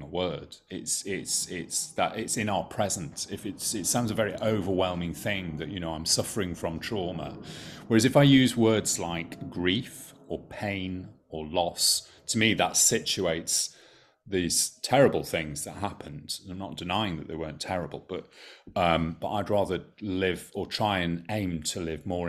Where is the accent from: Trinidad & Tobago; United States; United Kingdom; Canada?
United Kingdom; I as a British person